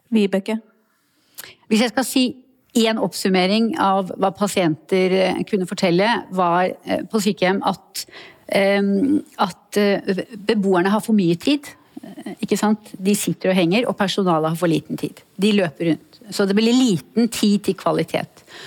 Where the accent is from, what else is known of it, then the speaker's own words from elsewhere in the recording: Oslo, Norway; also born or lived in Mandal; jeg kommer fra Oslo, men jeg har også et sted i Mandal